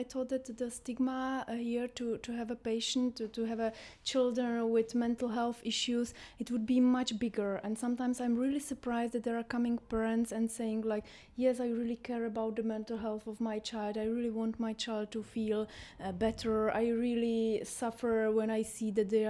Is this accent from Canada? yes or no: no; Czechia; moved away as an adult; now in Jordan; I'm coming from the Czech Republic